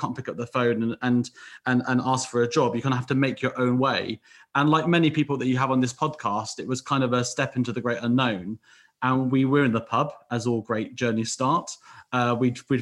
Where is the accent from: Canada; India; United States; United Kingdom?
United Kingdom; West Country, South West England; moved away as an adult; I came up from the West Country.